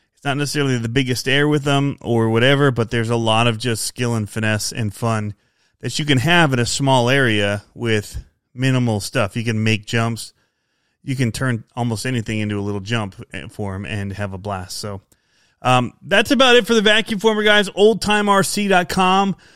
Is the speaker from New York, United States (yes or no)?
no; outside Ann Arbor, Michigan, United States; I grew up outside of Detroit and Michigan, um, outside of Ann Arbor